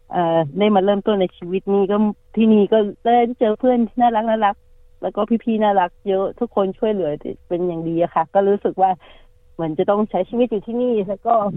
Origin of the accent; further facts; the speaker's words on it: Thailand; moved away as an adult; now in Australia; เราก็ยังไม่ลืมเมืองไทยนะคะ ก็ยังรักบ้านเกิด